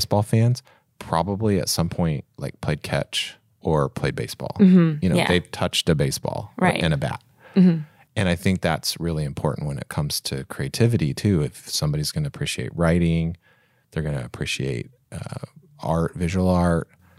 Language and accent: English; Kokomo, Indiana, United States; also born or lived in Warsaw; So I grew up in Kokomo and Warsaw and there were a lot of country bands.